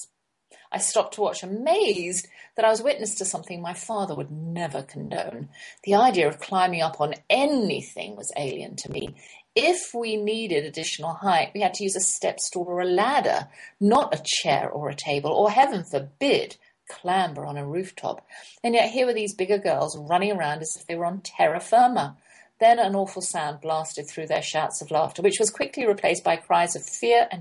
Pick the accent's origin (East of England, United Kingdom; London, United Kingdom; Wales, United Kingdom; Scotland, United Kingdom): London, United Kingdom; we never went to other people's houses while we were growing up in London